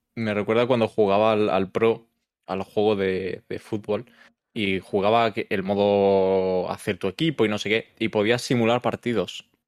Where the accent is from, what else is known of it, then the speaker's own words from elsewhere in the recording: Galicia, Spain; yo soy gallego